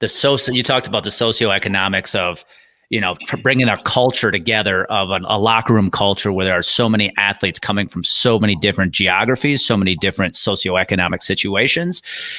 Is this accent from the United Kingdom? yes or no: no; Wisconsin, United States; growing up in Wisconsin